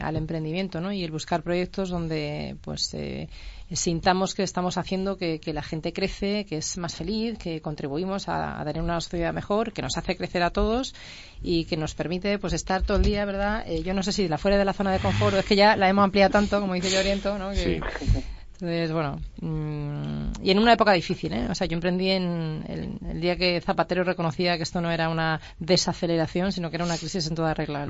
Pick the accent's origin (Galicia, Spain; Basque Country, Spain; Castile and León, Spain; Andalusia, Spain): Andalusia, Spain; now in Madrid, Spain; emprendedora andaluza